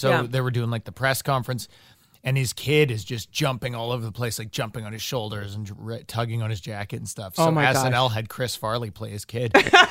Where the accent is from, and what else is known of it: Thunder Bay, Ontario, Canada; born or raised there; moved away